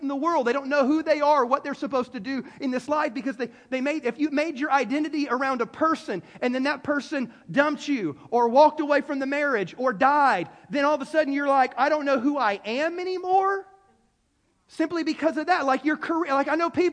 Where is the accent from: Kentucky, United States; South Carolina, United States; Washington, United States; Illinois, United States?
South Carolina, United States; Greenville; I was born in Greenville, South Carolina